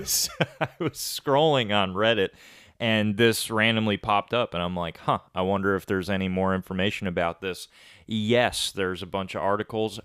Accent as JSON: {"language": "English", "town": "Rochester", "region": "New York", "country": "United States", "said": "where I'm from in Rochester, Lake Ontario is like five minutes outside"}